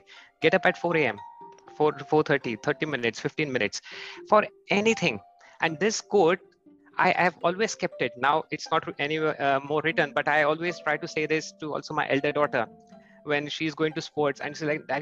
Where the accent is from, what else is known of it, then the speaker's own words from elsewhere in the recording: India; moved away as an adult; now in Germany; I am from India, and since last 8 years, I've moved to Germany.